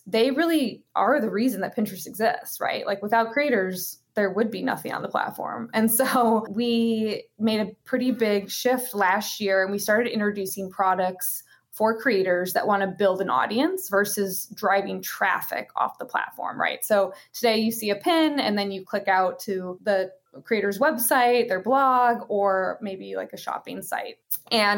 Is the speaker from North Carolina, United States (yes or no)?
no; Chicago, Illinois, United States; moved away; I grew up in Chicago